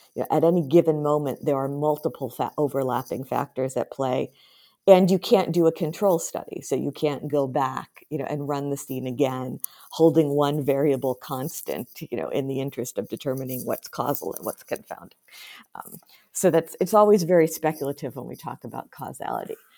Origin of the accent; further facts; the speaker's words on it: United States; moved away; as an American